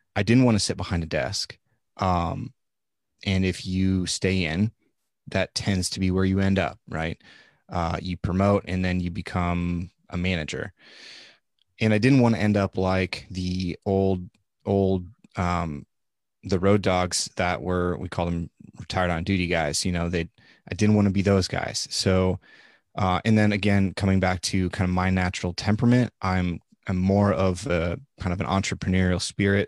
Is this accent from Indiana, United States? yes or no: no; Nebraska, United States; moved away; I am from Nebraska. I am at least, as far as we can trace it back, about a seventh generation Nebraskan